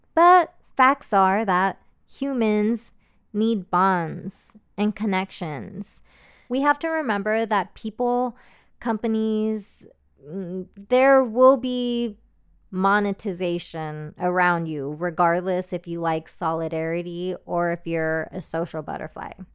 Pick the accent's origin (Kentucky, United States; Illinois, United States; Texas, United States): Texas, United States; Austin; I am from Austin, Texas, which is a major emerging tech hub